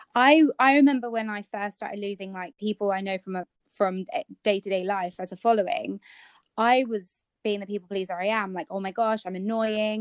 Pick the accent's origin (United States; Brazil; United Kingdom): United Kingdom; Kent, South East England; we are part of a Kent blogger group because we're both from Kent